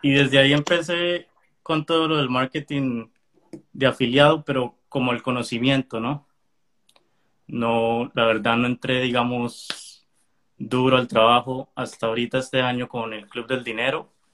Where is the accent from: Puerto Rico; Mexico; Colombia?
Colombia; moved away as an adult; now in United States; Yo soy colombiano, pero vivo en Estados Unidos hace ya como seis meses seis, años